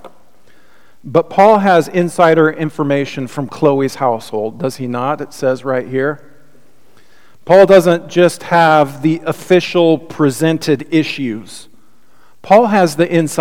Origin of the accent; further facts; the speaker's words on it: United States; the churches that I grew up here with in the United States